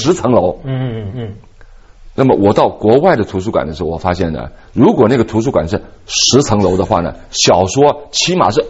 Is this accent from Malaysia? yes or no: no; China; 所以呃，我总结了一下一句话：我们中国人不会讲故事。